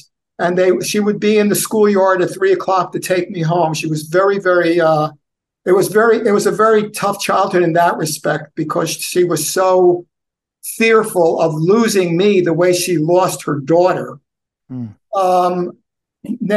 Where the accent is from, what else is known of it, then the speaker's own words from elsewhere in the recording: New Jersey, United States; first language Yiddish; English is a second language; also born or lived in Brooklyn, New York; I was born in December of 49. My parents ended up living in Brooklyn, New York, and my father ended up taking my father being an electrician ended up taking a job. Only a few months after I was born, they were going to then end up moving to New Jersey